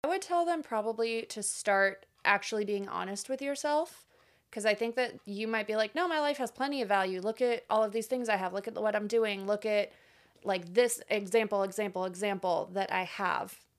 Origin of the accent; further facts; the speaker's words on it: Florida, United States; moved away as an adult; now in Nashville, United States; also from Florida.